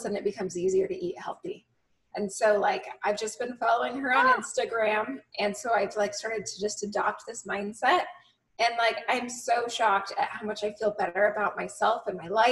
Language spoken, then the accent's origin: English; New England, United States; also born or lived in Utah; I was born in Utah, but I grew up in New England